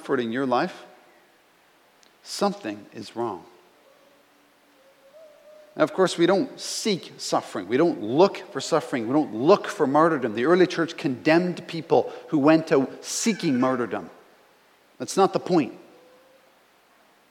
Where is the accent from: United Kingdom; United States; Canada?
Canada; I'm a Canadian